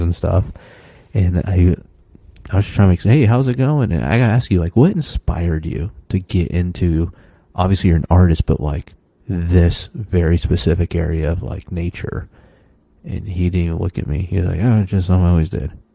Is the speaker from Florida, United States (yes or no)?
yes; Florida, United States; moved away; I'm from Florida, the flattest state